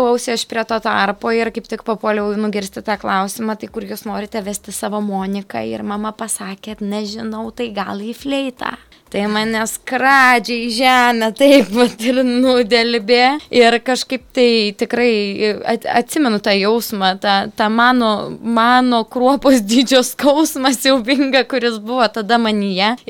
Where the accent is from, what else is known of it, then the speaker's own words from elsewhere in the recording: Jurbarkas, Tauragė County, Lithuania; also born or lived in Kaunas; dvasiškai esu iš Jurbarko, fiziškai esu iš Kauna